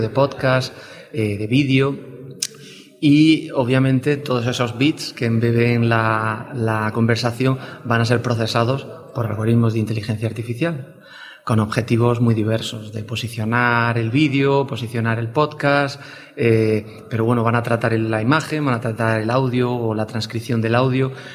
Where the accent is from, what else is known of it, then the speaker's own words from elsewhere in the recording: Tabernas, Andalusia, Spain; Yo soy del desierto de Tabernas, de, Almería, y de un pueblo muy pequeño